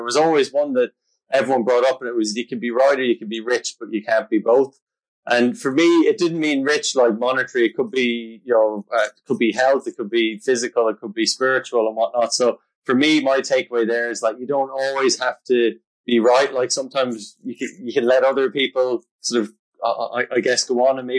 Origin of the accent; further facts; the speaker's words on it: Galway, Connacht, Ireland; I'm from a place called Galway in Ireland